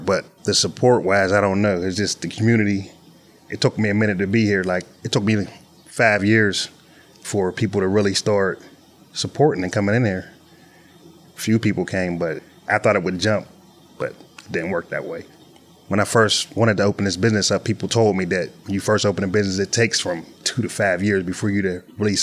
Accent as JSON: {"language": "English", "town": "Pittsburgh", "region": "Pennsylvania", "country": "United States", "tie": "born or raised there", "said": "I was born in Broadhead Manor on the west end of Pittsburgh, in the projects, but I had a pretty good childhood"}